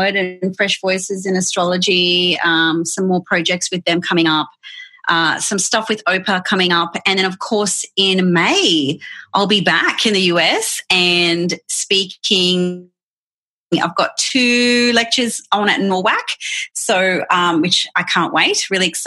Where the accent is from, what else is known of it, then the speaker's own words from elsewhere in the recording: Brisbane, Queensland, Australia; I'm from Brisbane in Australia, and I do astrology full time